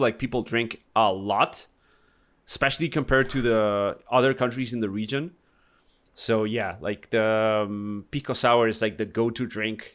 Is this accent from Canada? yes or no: no; Argentina; now in Chile; I'm Argentinian, but I live in Chile